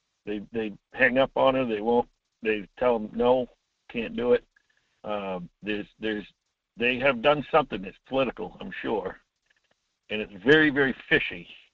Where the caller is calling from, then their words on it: Homer, Alaska, United States; Hi, Mike. … from Homer.